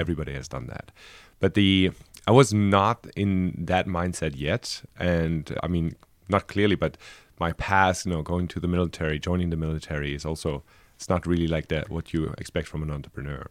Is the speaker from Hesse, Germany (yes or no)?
yes; Frankfurt, Hesse, Germany; moved away as an adult; also born or lived in Berlin; I was born in Frankfurt, and I lived the last ten years, uh, before I came here in Berlin.